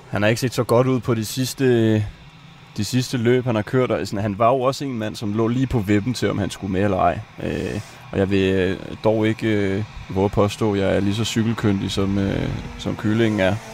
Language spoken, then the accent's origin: Danish; France; Altså som, som, som rigtig franskmand, så har jeg jo blevet nødt, bliver jeg nødt til at sige, at det smager simpelthen bare godt.